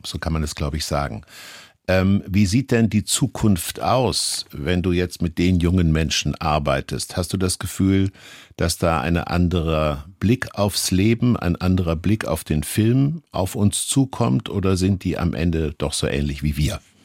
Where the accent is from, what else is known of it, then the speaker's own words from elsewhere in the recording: Kassel, Hesse, Germany; ich stamme auch aus Kassel